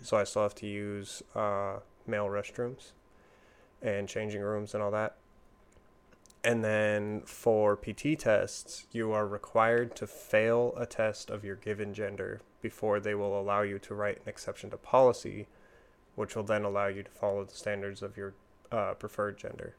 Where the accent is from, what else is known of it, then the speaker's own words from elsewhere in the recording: Washington, United States; I'm from Washington State.